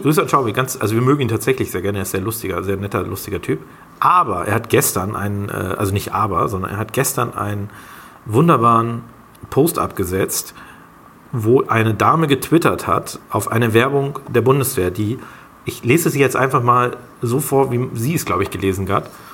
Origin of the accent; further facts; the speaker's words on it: Germany; als Deutsche